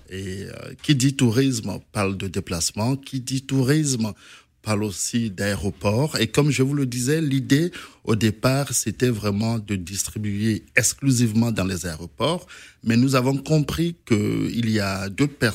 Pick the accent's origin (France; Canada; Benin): Benin; je suis béninois, je peux avoir des informations intéressantes sur sur la Côte d'Ivoire